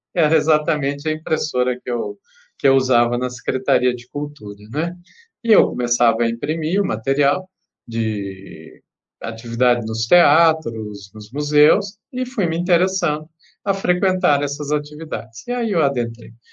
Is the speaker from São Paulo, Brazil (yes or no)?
yes; Campinas, São Paulo, Brazil; Eu sou natural de Campinas